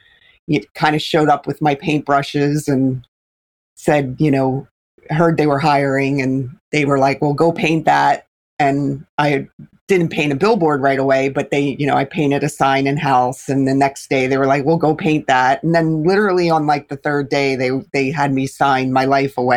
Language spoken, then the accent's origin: English; Philadelphia, Pennsylvania, United States; I grew up in Philadelphia and was in the inner city in Philly